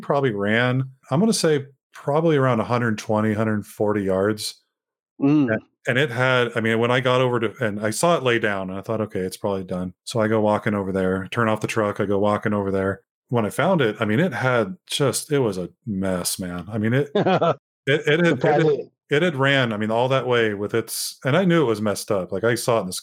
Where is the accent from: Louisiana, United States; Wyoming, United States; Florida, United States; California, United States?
California, United States; my home state of California